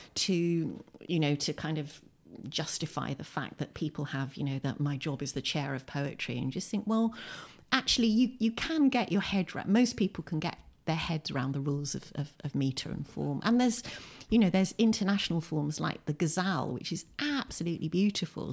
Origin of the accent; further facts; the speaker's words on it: Windsor, South East England, United Kingdom; moved away as an adult; also born or lived in Bradford, West Yorkshire; now in Lewes, United Kingdom; I was born in Windsor, in Berkshire, in nineteen sixty-two. And, uh, I grew up in Windsor